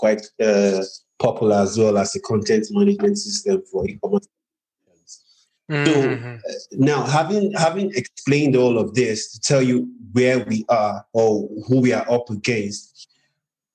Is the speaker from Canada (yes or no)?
no; Nigeria; I'm from Nigeria, in Africa, and my companies are also in Nigeria, Africa